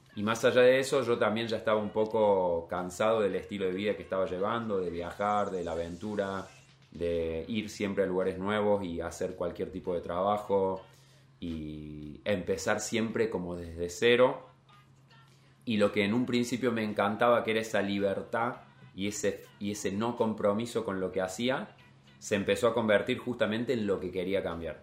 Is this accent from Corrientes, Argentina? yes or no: no; Capilla del Monte, Córdoba, Argentina; moved away as an adult; also born or lived in New Zealand; now in Copenhagen, Denmark; Soy de un pueblo, de Capilla del Monte